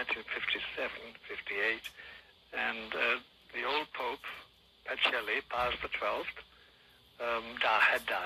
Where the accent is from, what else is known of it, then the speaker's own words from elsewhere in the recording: Kerry, Munster, Ireland; moved away as an adult; I was born in Ireland, of course, in Kerry, in Ireland, but way back in 1921.